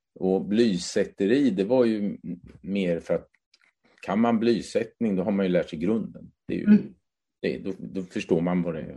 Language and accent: Swedish; Hässleholm Municipality, a small village in northern Skåne, Sweden; tonåren växte jag upp i en hemsk liten by, eller hemsk kan jag inte säga, men en väldigt liten by i norra Skåne